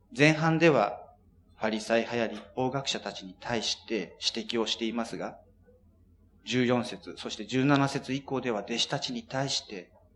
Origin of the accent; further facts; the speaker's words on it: Japan; 私たち日本人